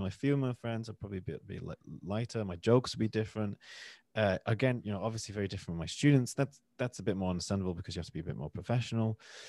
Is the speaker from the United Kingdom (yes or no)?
yes; the north of England, United Kingdom; accent: northern; when I'm with my family, we're from the north of England, my accent changes. I'll go more northern.